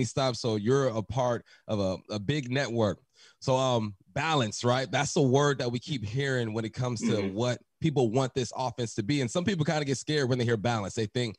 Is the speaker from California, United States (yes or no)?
yes; Culver City, California, United States; moved away; I'm from California myself, West LA, Culver City